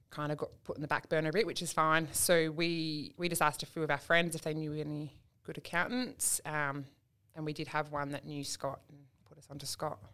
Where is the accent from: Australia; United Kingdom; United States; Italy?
Australia; Perth, Western Australia; moved away as an adult; we're from Perth originally